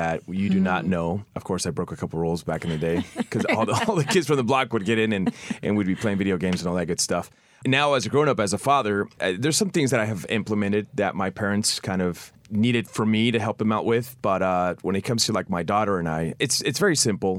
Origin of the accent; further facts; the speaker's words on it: Central California, United States; growing up in Central California, my parents worked like 24/7